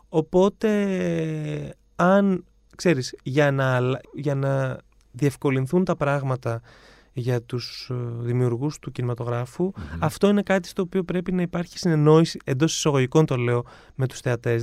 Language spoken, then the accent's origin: Greek; Ioannina, Epirus, Greece; moved away as an adult; also born or lived in London; now in Athens, Greece; Εγώ είμαι από τα Γιάννα.